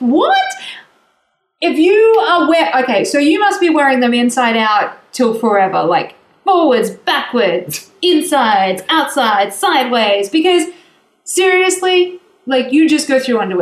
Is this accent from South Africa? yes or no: no; Australia; I'm Australian.